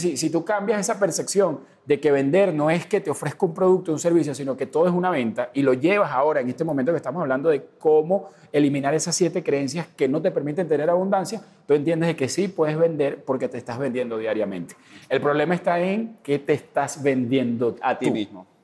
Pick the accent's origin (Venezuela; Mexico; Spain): Venezuela; moved away as an adult; yo tengo cuatro años que salí de, de Venezuela